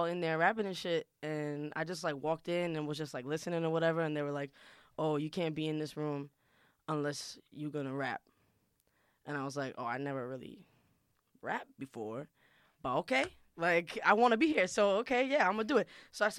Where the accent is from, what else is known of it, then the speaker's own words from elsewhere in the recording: New York City, New York, United States; English is a second language; I'm from Queens, New York, Woodside. Shout out Woodside.